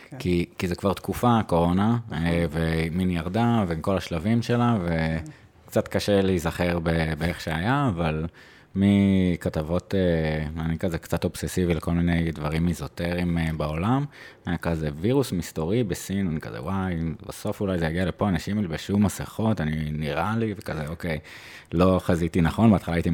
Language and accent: Hebrew; Jerusalem, Jerusalem District, Israel; על הירושלים, אני ירושלמי, סתם.